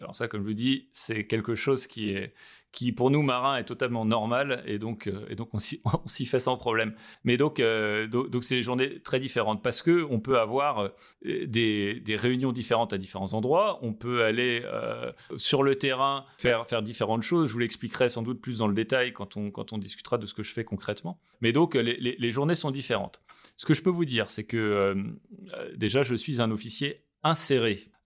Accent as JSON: {"language": "French", "town": "Brest", "region": "Brittany", "country": "France", "tie": "born or raised there", "moved": "as an adult", "lives_now": "Benin", "said": "j'ai grandi euh, en Bretagne, à Brest."}